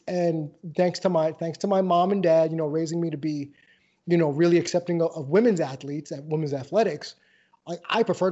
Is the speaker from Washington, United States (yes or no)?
no; New York, United States; moved away; I'm from New York originally and I have that New Yorker's mindset